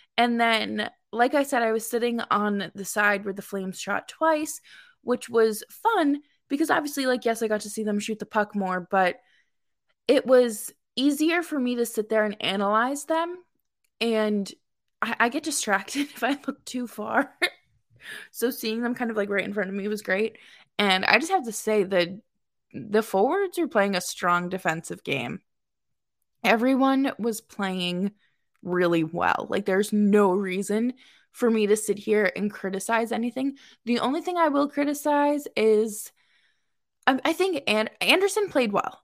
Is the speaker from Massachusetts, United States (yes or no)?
yes; Boston, Massachusetts, United States; moved away as an adult; also born or lived in upstate New York; now in New York, United States; I am from Boston, born and raised, moved to upstate New York uh, two years ago